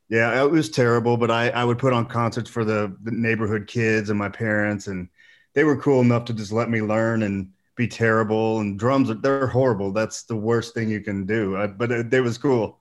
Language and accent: English; Boonville, Indiana, United States; moved away as an adult; also born or lived in Oakland City, Indiana / Los Angeles / San Diego / Las Vegas; I lived right outside of Evansville most of my life, uh, in a small town called Booneville